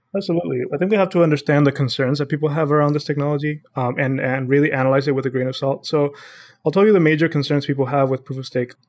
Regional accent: Honduras; moved away as an adult; now in United States; I'm born and raised in Honduras, uh, my whole family is there

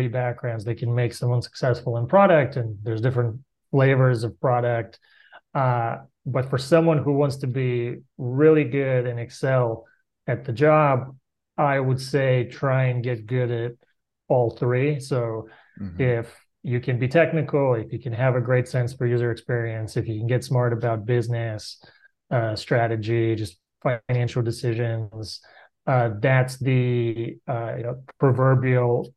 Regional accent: Bulgaria; moved away as an adult; I grew up in Bulgaria, which was for the first 12 years of my life, was a communist country. And I finished high school there

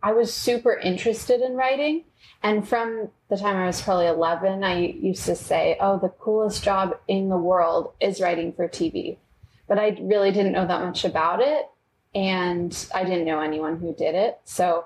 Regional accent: Davis, California, United States; moved away as an adult; now in Los Angeles, United States; I'm from Davis, California, right next to Sacramento

